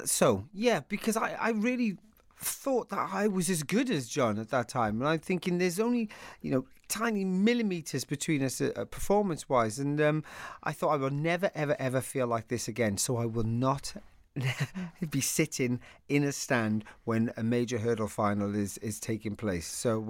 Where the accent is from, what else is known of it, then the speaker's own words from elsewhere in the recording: Wales, United Kingdom; I always used to think that people should know that I'm Welsh more than I'm English, because they would always presume I was English.